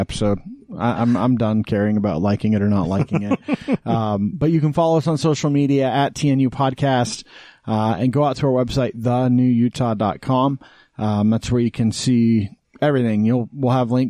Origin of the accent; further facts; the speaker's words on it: Wyoming, United States; now in Utah, United States; growing up in Wyoming